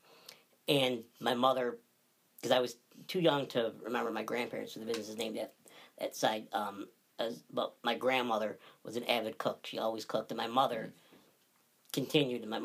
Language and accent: English; Barneveld, New York, United States; I was born in Barneville.